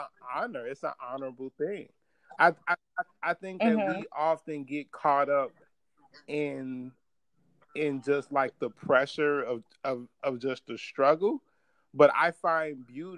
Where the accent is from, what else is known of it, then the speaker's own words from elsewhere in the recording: Chicago, Illinois, United States; growing up in Chicago, and like being from West Town, like on the mm-hmm. near northwest side.